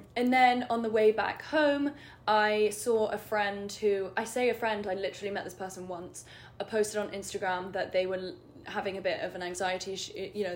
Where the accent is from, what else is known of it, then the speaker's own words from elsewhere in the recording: London, United Kingdom; moved away as an adult; I'm from London. I just moved here.